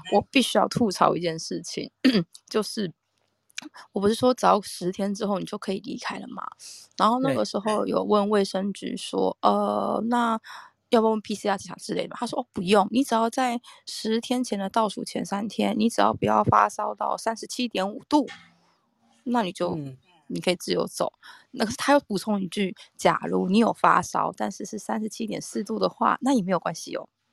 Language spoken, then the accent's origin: Chinese; Taiwan; now in Japan; 我是台湾来的